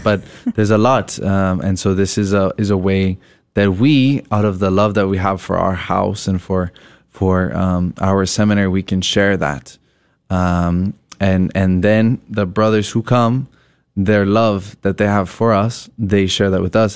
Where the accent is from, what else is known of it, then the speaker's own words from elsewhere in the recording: Colorado, United States; I'm originally from Colorado